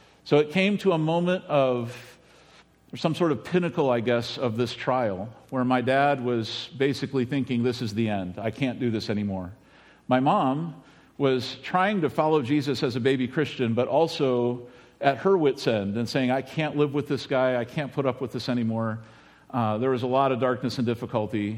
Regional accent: United States; this is where I grew up in Medina County

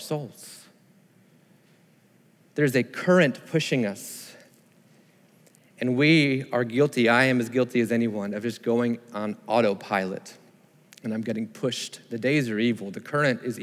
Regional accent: Sarasota, Florida, United States; I grew up in Sarasota, Florida, and we went to the beach often, grew up kind of on the beach

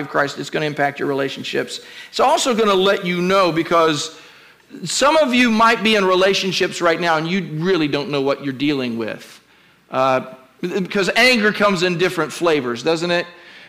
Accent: Kentucky, United States; moved away; also born or lived in Virginia; I was born in Kentucky

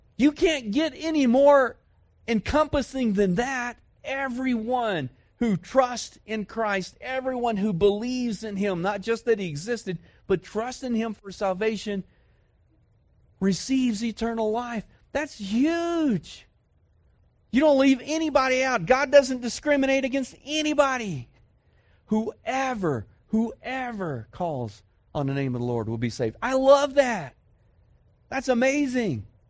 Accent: Dallas, Texas, United States; moved away; I grew up in Dallas, Fort Worth

